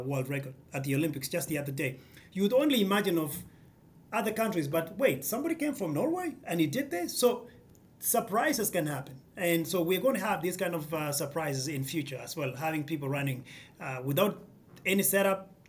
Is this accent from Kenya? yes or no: yes; Kenya; now in United States